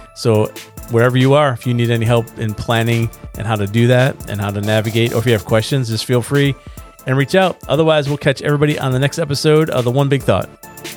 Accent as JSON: {"language": "English", "country": "United States", "said": "we're from Carolina"}